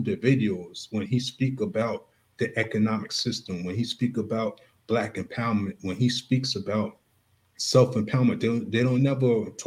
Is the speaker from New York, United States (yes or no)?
yes; Long Island, New York, United States; I grew up in Long Island, New York